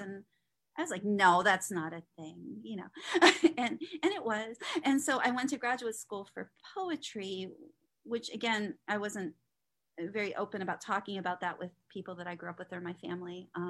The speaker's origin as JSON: {"language": "English", "town": "Trafford", "region": "North West England", "country": "United Kingdom", "tie": "born or raised there", "said": "I grew up working class in Trafford."}